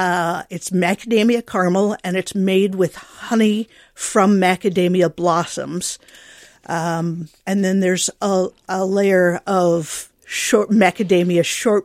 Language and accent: English; Iowa, United States; So like the macadamia one, we were traveling in Hawaii, and I grew up in Iowa.